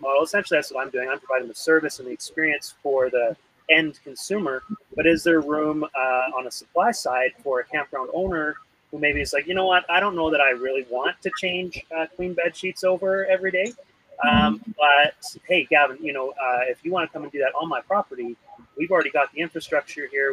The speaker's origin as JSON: {"language": "English", "region": "Alberta", "country": "Canada", "tie": "born or raised there", "said": "growing up in Alberta"}